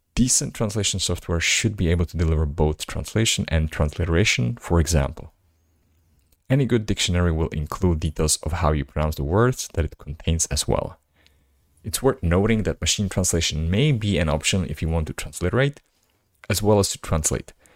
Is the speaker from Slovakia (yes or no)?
yes; Slovakia; first language Slovak; English is a second language; my native language, language that is Slovak